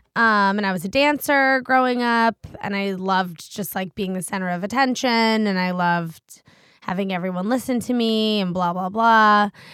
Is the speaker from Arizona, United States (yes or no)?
no; Washington, District of Columbia, United States; also born or lived in Connecticut; I grew up in Washington, D C, which is, like, the center of bro